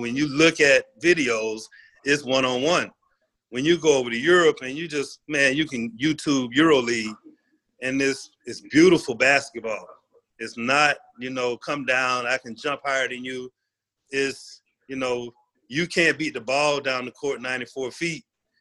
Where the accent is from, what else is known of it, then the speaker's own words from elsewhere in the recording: United States; me being an American player